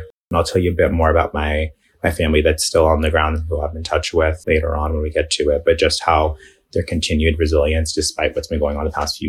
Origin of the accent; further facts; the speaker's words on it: New York, United States; So I was actually born and raised in New York, out in Bay Ridge. It's a huge Muslim and Arab community.